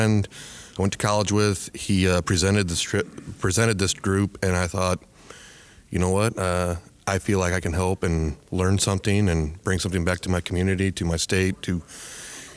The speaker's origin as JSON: {"language": "English", "town": "Linn Grove", "region": "Iowa", "country": "United States", "said": "from Northwest Iowa, a little small town called Lynn Grove"}